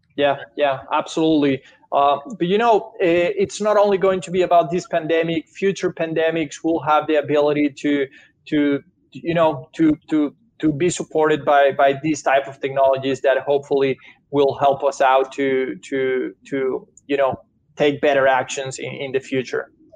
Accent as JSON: {"language": "English", "country": "Venezuela", "tie": "born or raised there", "second_language": "English", "moved": "as an adult", "lives_now": "United States", "said": "Italian parents, but I born and raised in Venezuela. Grew up in Venezuela. Came to US a few years ago."}